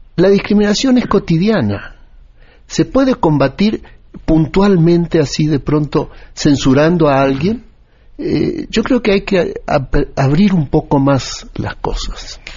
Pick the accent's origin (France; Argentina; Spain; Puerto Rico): Argentina; now in Mexico; yo hace 40 años vivo en México, soy nacido en Argentina